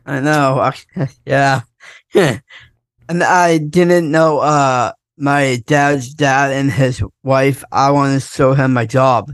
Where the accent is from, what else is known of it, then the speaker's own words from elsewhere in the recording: Northern California, United States; now in Fresno, United States; enjoying the nice lagoon at, at my hometown.